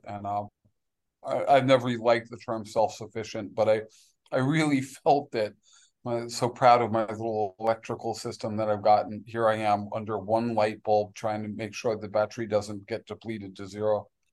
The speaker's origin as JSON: {"language": "English", "town": "New York City", "region": "New York", "country": "United States", "tie": "born or raised there", "moved": "yes", "lives_now": "Belize", "said": "I grew up in New York City"}